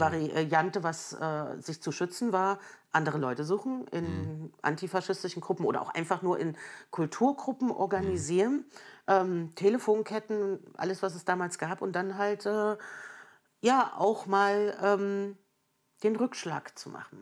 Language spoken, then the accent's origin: German; Germany; also born or lived in Erfurt, Thuringia / Merseburg, Saxony-Anhalt / Jena; aufgewachsen in Erfurt und Merseburg bis mhm. zur Wiedervereinigung